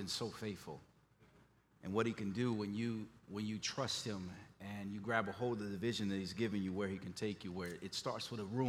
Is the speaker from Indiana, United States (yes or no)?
yes; Gary, Indiana, United States; moved away as an adult; also born or lived in Memphis, Tennessee; When I grew up in Gary, Indiana, it was the murder capital of the world.